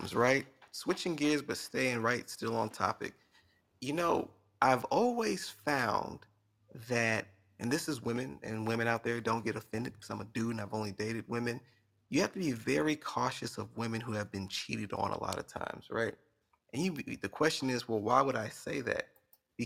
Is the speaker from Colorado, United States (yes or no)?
no; Alief, Texas, United States; From A Leaf.